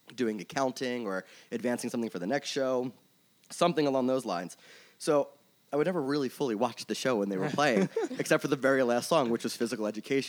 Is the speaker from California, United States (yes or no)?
no; Philadelphia, Pennsylvania, United States; So I'm originally from Philly. I grew up here. I grew up in Northeast